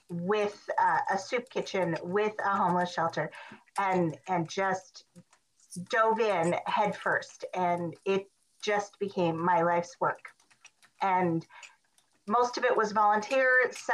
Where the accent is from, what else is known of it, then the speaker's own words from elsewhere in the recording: Montana, United States; I'm originally from Montana, but I've lived all over the country.